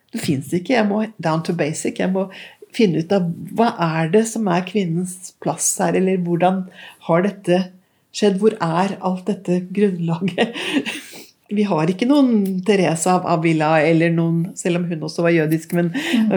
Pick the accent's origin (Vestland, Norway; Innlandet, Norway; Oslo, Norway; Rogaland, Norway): Oslo, Norway; vokste jo opp her i Oslo på 50, Jeg er født midt i 50-tallet.